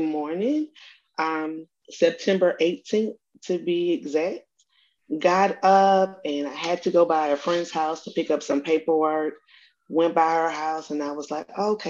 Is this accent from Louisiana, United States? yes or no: yes; Baton Rouge, Louisiana, United States; I'm from Baton Rouge, Louisiana